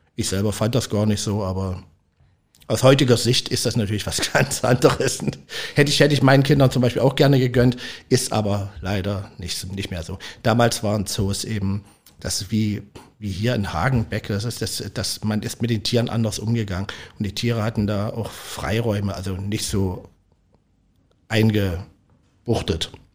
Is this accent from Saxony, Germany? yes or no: yes; Leipzig, Saxony, Germany; moved away as an adult; also born or lived in Weisenheim am Berg, Palatinate / St. Pauli, Hamburg; now in Hamburg, Germany; Ich bin Großstadtkind, ich komme aus Leipzig